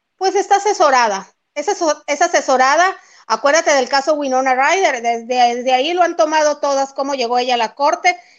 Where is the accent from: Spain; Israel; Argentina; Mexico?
Mexico; El Fuerte, Sinaloa; aquí en el municipio del Fuerte